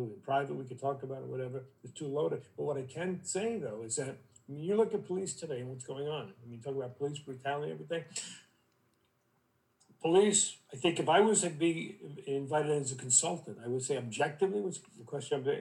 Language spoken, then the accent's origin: English; New York City, New York, United States; moved away as an adult; also born or lived in Vermont; I'm from Brooklyn, I was in Vermont for a long time.